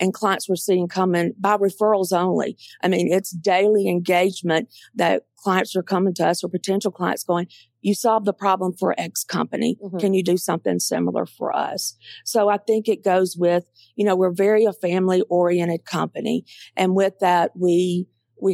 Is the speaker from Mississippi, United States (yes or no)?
yes; Mississippi Delta, United States; moved away as an adult; also born or lived in Atlanta; I grew up in the Mississippi Delta, and I love the Mississippi Delta. It's my home.